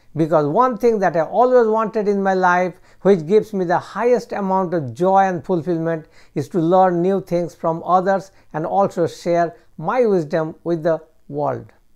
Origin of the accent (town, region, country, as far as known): United States